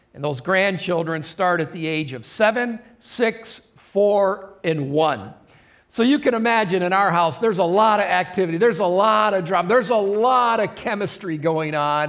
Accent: Adrian, Michigan, United States; I was born in Adrian, Michigan, just about 30 miles north of here. Uh, born and raised in a Christian home

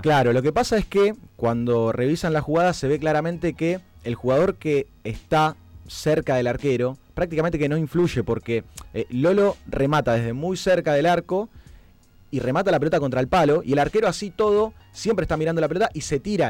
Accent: Argentina; como argentinos

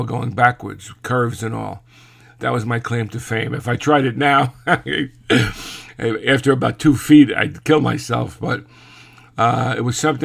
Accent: New York City, New York, United States; growing up in Brooklyn during that period of time

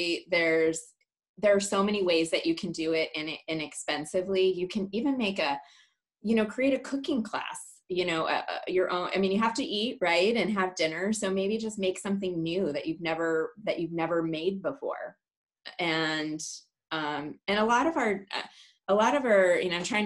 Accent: Clarkdale, Arizona, United States; also born or lived in Milan, Illinois; I was born in Milan, Illinois, or I like to say Milan. And my parents really hated shoveling snow every day. So their dream was to move to Arizona, and we used to come here on vacation. So when I was 9, we moved to Clarkdale, Arizona

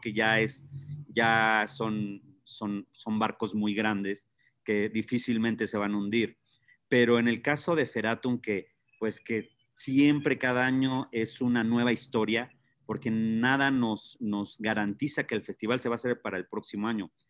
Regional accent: Tlalpujahua, Michoacán, Mexico; yo soy de Tlalpujahua

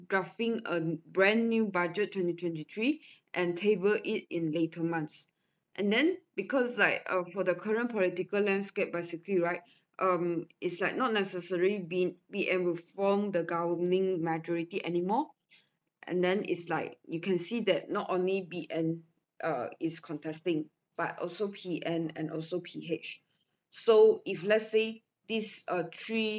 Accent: Sabah, Malaysia; I'm from Sabah

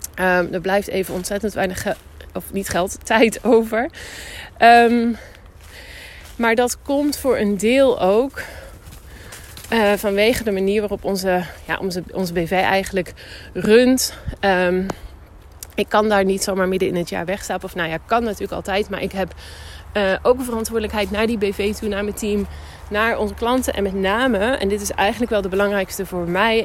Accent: Netherlands; now in Spain; Ik kom dus uit Nederland

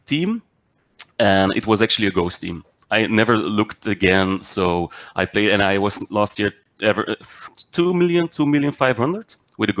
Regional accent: Belgium; also born or lived in Mechelen; I'm from Belgium. I live in Mechelen.

